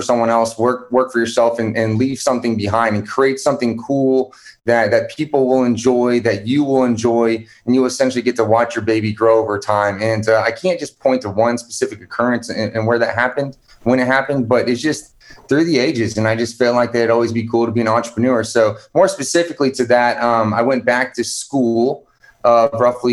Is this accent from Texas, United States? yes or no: yes; Houston, Texas, United States; I'm originally from Houston, Texas.